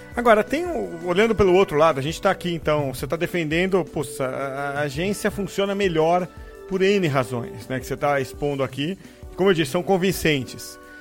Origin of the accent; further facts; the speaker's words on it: São Vicente, São Paulo, Brazil; quando eu era criança, lá em São Vicente. Eu falo Santos para arredondar, mas era São Vicente